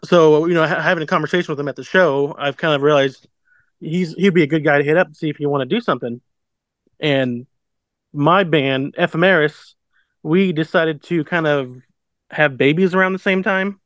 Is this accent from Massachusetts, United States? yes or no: no; Abilene, Kansas, United States; also born or lived in Salina, Kansas; I'm from Abilene, which is 20 minutes east of uh, Salina.